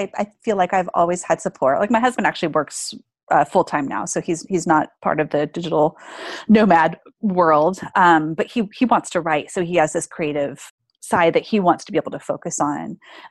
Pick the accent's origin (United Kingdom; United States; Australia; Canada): Australia; And I'm from Australia, but I'm traveling to South America for 6 months.